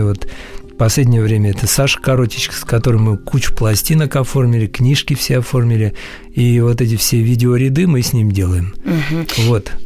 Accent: Siberia, Russia; Я родился в Сибири

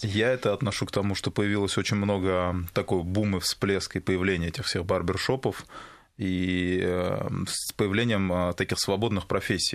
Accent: Makhachkala, Dagestan, Russia; moved away; Я причем хотел открыть в Махачкале, там, где в Дагестане, у себя на родине

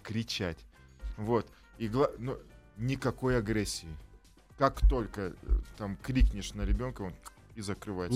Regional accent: Tyrnyauz, Kabardino-Balkaria, Russia; moved away; also born or lived in Tbilisi, Georgia; Я города Тырнаус, Кабардино-Балкарии. Э, что в Кабардино-Балкарии. Я там родился, но каждое лето я был в, жил в, Тбили, в Тбилиси

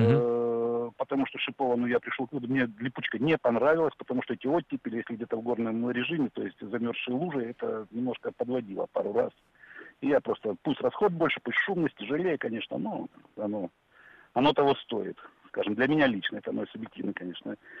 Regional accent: Krasnodar, Krasnodar Krai, Russia; я сам из Краснодара

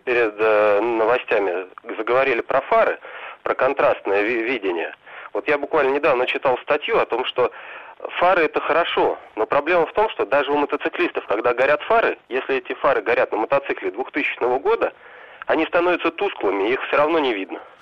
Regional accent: Moscow, Russia; я вообще из Москвы

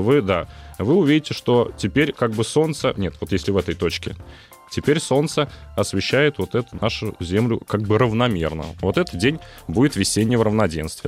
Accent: Uzbekistan; moved away; Я родом из Узбекистана, там у нас угу. есть праздник Навруз, 21 марта, Новый год

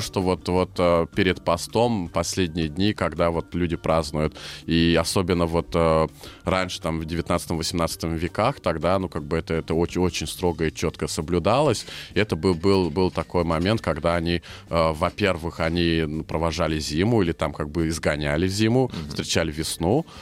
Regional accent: Hungary; first language Hungarian; Russian is a second language; also born or lived in Leningrad, Russia; в детстве меня увезли в Венгрию, и я там вырос

